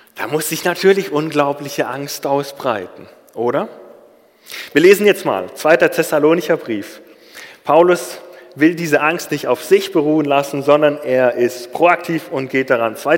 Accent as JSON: {"language": "German", "country": "Germany", "said": "Als Deutscher"}